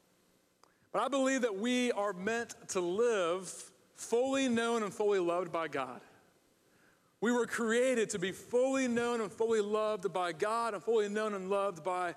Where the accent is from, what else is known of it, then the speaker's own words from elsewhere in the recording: Ohio, United States; also born or lived in Michigan / California / Charlotte, North Carolina; now in Virginia Beach, United States; I grew up in Ohio, go Buckeyes.